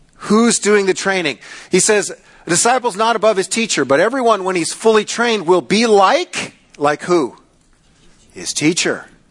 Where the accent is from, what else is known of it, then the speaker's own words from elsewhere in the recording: United States; as American Christians